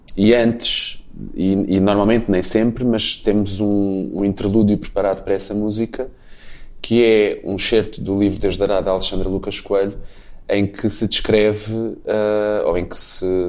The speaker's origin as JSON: {"language": "Portuguese", "country": "Portugal", "said": "enquanto português, enquanto branco"}